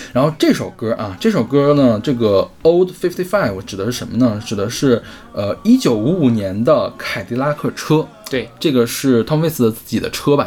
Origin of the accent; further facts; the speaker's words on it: China; 毕竟咱们是中国人